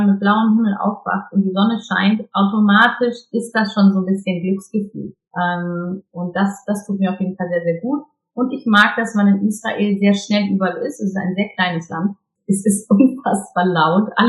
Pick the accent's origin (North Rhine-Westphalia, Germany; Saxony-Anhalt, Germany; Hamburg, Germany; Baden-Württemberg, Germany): Hamburg, Germany; born there; ich bin ja geborene Hamburgerin